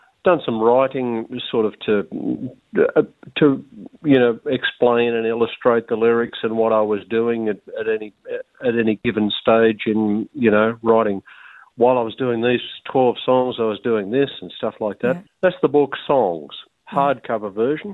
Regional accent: Ayr, Queensland, Australia; moved away; also born or lived in Grafton; I was born in Ayre on the Burdekin

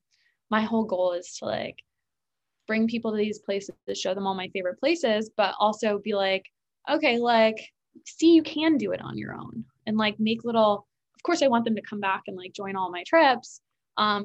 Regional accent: New York, United States; also born or lived in South Carolina; I was from New York

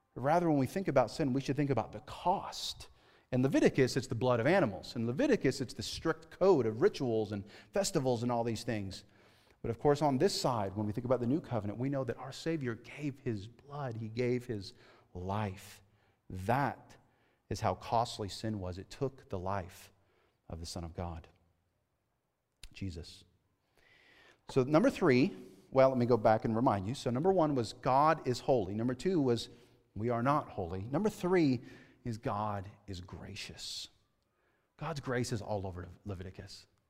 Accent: California, United States; moved away as an adult; I grew up in California, okay, right? I grew up in the city

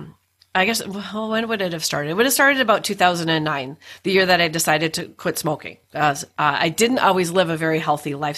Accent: Duluth, Minnesota, United States; we were both born and raised in Duluth, Minnesota.

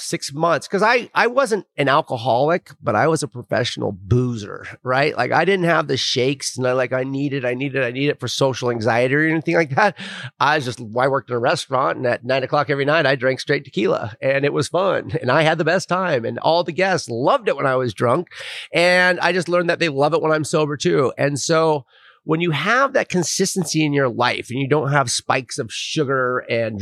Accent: Bend, Oregon, United States; now in San Diego, United States; I'm returning home. I grew up in Bend, Oregon. I'm down here in San Diego.

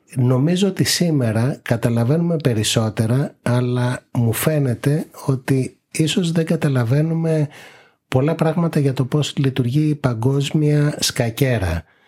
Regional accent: Greece; εμείς ως Έλληνες

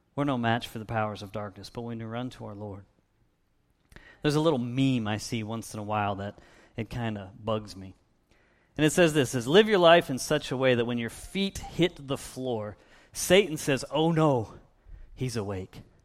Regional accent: Erie, Pennsylvania, United States; now in Little Rock, United States; I didn't choose to be born in, in Erie, Pennsylvania. I grew up just a couple of miles south of Lake Erie

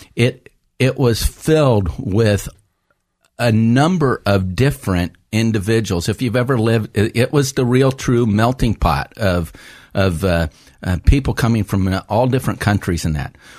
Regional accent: United States; being an American, I speak English

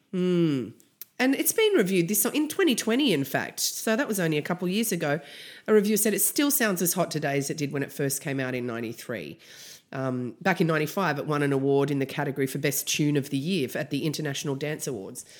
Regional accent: Canberra, Australian Capital Territory, Australia; I'm from Canberra.

